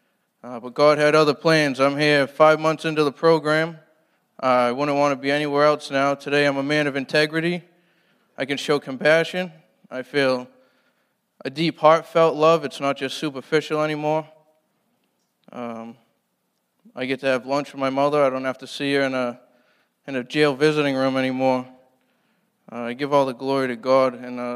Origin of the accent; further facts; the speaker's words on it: Brockton, Massachusetts, United States; I'm from Brockton, Mass.